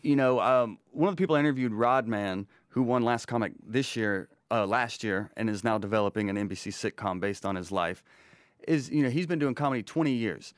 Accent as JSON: {"language": "English", "town": "Rome", "region": "Georgia", "country": "United States", "moved": "yes", "lives_now": "Atlanta, United States", "said": "I'm originally from Rome, Georgia"}